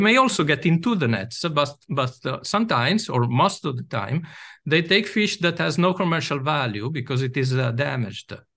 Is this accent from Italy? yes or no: yes; Venice, Veneto, Italy; I'm from Italy. I was born in Venice